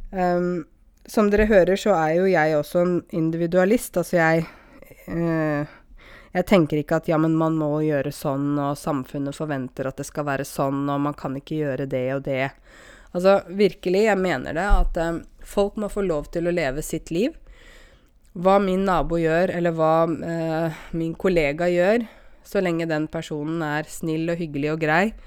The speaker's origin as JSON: {"language": "Norwegian", "country": "Norway", "tie": "born or raised there", "said": "jeg vokste opp her i Norge, og jeg har norske foreldre"}